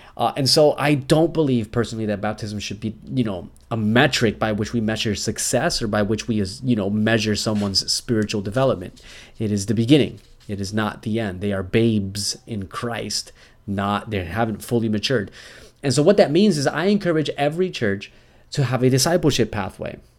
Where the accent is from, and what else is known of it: United States